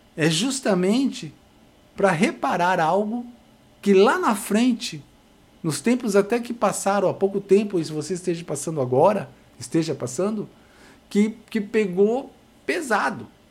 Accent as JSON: {"language": "Portuguese", "country": "Brazil", "said": "somos brasileiros"}